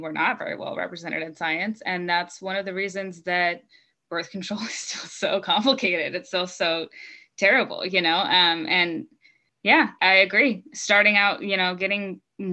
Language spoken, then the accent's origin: English; Utah, United States; I'm from Utah